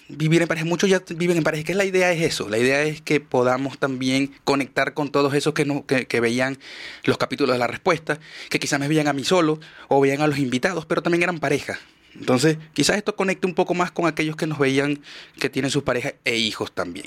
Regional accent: Maracaibo, Zulia, Venezuela; moved away; yo soy maracucho

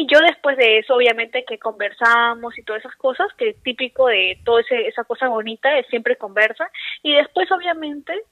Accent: Lima, Peru; Lima, Lima.

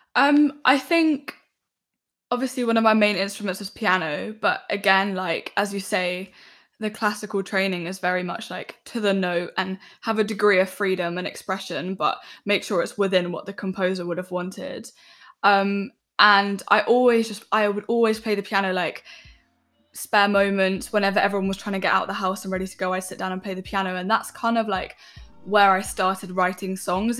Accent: London, United Kingdom; I grew up in West London

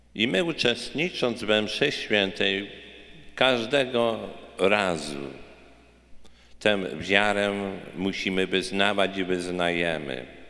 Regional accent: Poland; now in United States; wielu naszych rodaków, Polaków

